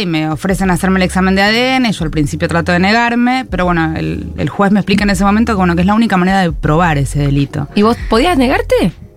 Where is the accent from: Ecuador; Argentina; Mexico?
Argentina; como argentinos